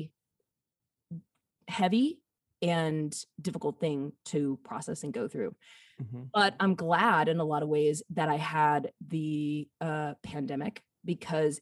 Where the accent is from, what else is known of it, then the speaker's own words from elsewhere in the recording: Alabama, United States; accent: Southern; also born or lived in Nashville, Tennessee; now in Portland, United States; I am a boy from Alabama